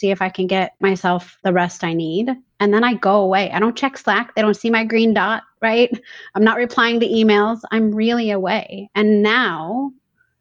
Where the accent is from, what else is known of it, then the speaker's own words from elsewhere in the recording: Huntington Beach, California, United States; I grew up in Huntington Beach, California